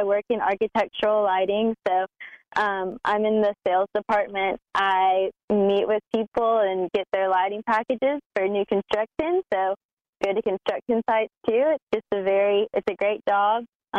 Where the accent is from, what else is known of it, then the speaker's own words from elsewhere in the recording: Nashville, Tennessee, United States; also born or lived in Atlanta, Georgia; Well, I was born in Atlanta, but I moved to Nashville when I was 5. So I claim Nashville as home for sure.